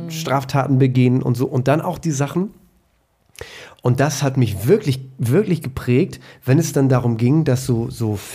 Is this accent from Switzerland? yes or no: no; Emden, Lower Saxony, Germany; ich bin also ähm, reiner Ostfriese. Mhm. Ähm, ich bin in Emden geboren und äh, groß geworden